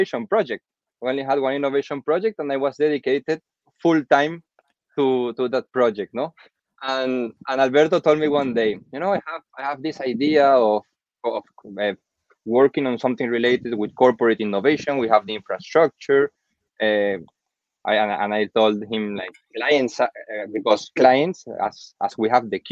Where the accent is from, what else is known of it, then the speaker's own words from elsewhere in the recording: Venezuela; also born or lived in United States / Milan, Italy / Belgium; now in Spain; I'm from Venezuela.